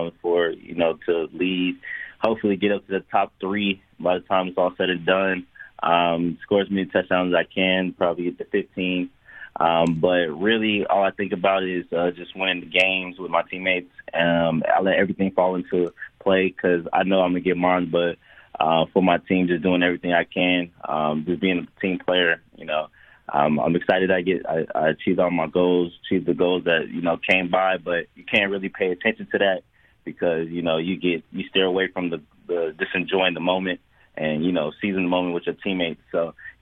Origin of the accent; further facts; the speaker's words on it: California, United States; also born or lived in Las Vegas / Texas; now in San Antonio, United States; I was born and raised in California